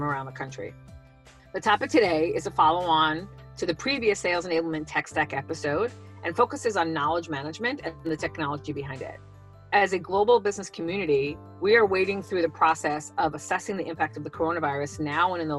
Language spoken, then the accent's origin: English; East Coast, United States; moved away; I was originally from the East Coast